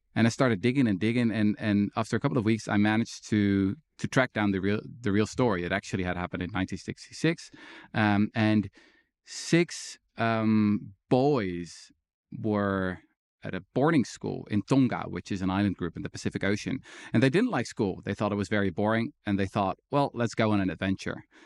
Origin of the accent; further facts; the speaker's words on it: Netherlands; I was born in the Netherlands